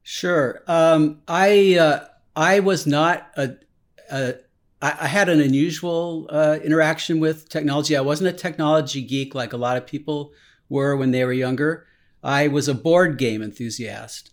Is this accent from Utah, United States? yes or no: no; Silicon Valley, California, United States; I was born in California in, and I lived in Silicon Valley